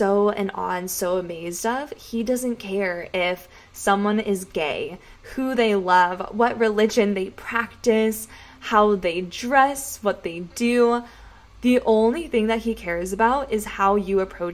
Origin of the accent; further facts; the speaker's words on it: San Diego, California, United States; I am born and raised in San Diego